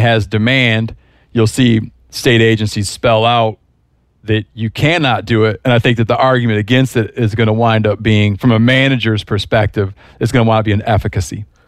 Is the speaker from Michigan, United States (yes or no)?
yes; Michigan, United States; moved away; I grew up in Michigan